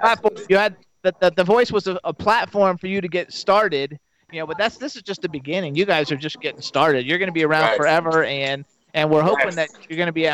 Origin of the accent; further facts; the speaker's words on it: Fort Lauderdale, Florida, United States; I'm actually from Florida, South Florida.